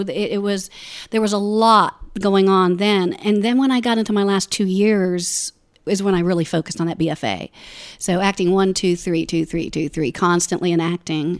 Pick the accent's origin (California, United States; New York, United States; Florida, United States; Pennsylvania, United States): Florida, United States; Orlando; moved away as an adult; also born or lived in Ohio; I grew up in Orlando